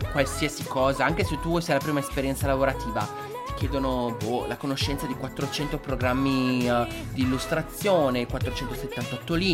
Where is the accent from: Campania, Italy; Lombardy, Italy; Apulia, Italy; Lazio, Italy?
Lombardy, Italy; Milan